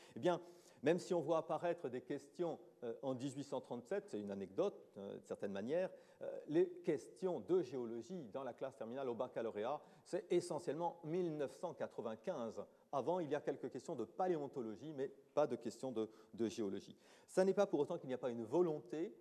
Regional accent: France; chez nous en France

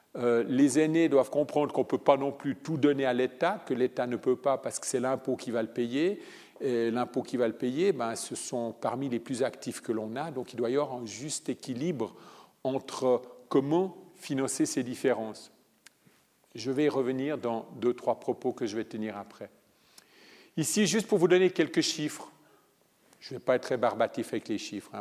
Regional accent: Italy; moved away; je viens d'Italie

